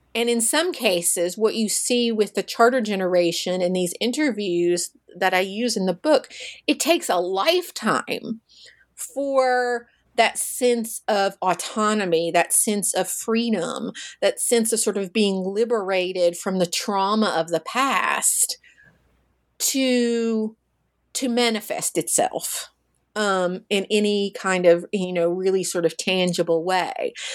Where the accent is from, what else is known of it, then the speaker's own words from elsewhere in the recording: Russellville, Kentucky, United States; I'm from Kentucky. I'm from a small town called Russellville